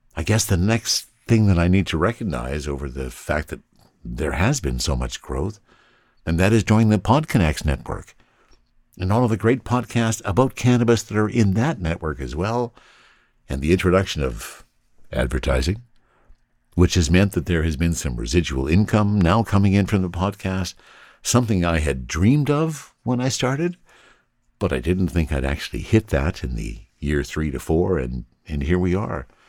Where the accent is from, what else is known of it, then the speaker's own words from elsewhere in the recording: Canada; I'm Canadian